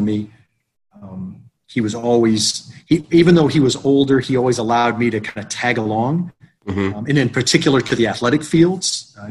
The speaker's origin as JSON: {"language": "English", "town": "Tallmadge", "region": "Ohio", "country": "United States", "tie": "born or raised there", "said": "I was born and raised in a small town in Northeast Ohio, a suburb of Akron, Talmadge, Ohio."}